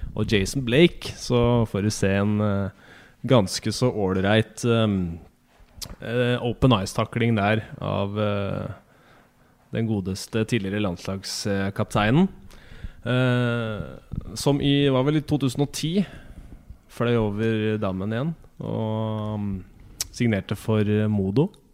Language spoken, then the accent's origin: Norwegian; Norway; vi som nordmenn